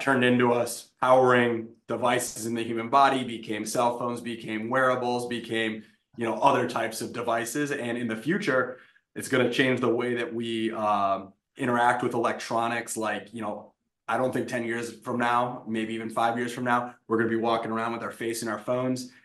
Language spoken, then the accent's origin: English; Wisconsin, United States; moved away as an adult; I'm from Wisconsin.